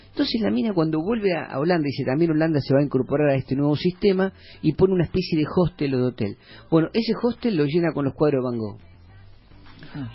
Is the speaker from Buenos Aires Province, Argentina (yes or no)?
yes; Mar del Plata, Buenos Aires Province, Argentina; porque era mi ciudad, yo soy de Mar